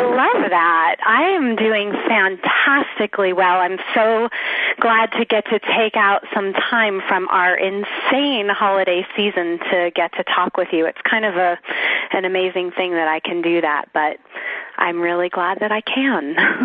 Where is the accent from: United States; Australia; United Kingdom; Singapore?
United States; South Florida; I grew up in South Florida